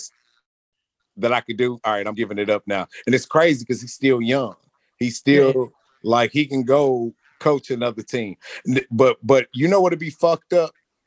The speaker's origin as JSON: {"language": "English", "town": "St. Louis", "region": "Missouri", "country": "United States", "said": "I'm from St. Louis"}